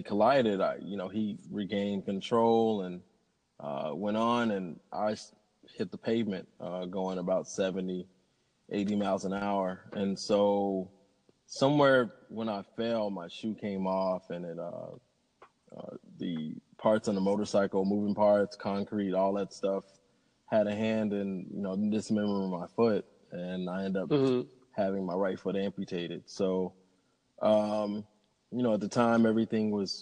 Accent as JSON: {"language": "English", "town": "Little Rock", "region": "Arkansas", "country": "United States", "said": "I'm from Arkansas, Little Rock, Arkansas"}